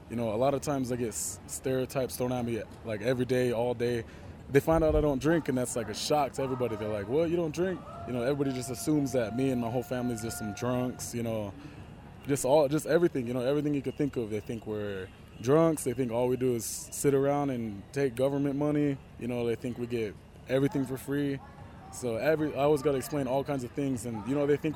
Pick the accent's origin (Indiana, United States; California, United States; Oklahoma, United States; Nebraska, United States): Nebraska, United States; Omaha; I'm from Omaha, Nebraska, and come from the Omaha and Lakota tribes.